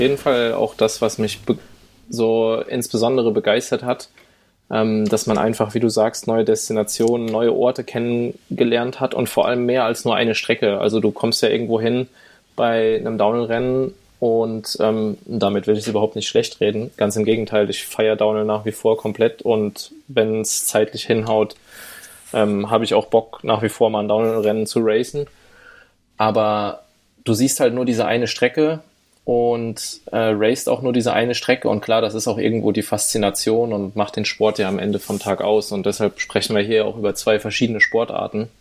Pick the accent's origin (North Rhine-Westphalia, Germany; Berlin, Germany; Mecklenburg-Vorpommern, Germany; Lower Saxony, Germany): North Rhine-Westphalia, Germany; Siegerland; wohne nach wie vor im schönen Siegerland, wo ich geboren wurde und aufgewachsen bin